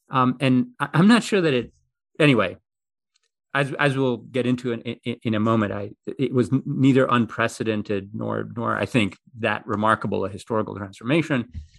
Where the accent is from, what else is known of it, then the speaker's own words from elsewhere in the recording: Greece; So the funny thing is I grew up in Greece, right? But I couldn't speak Greek until I went to kindergarten, because there's raised by my mother, who's American.